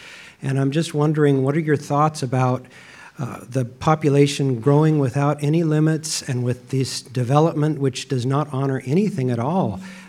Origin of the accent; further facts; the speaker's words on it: Oak Grove, Oregon, United States; born there; I was born in from Oak Grove, Oregon, which is a suburb of Portland.